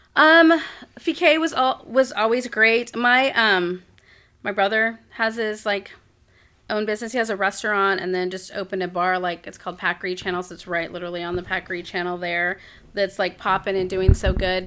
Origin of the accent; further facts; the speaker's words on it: Corpus Christi, Texas, United States; moved away as an adult; also born or lived in Raleigh, North Carolina; now in Abilene, United States; my, like, hometown